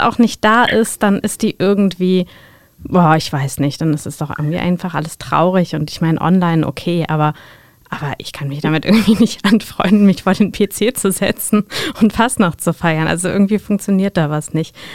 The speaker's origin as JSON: {"language": "German", "town": "Mainz", "region": "Rhineland-Palatinate", "country": "Germany", "tie": "born or raised there", "said": "ich bin zwar in Mainz geboren"}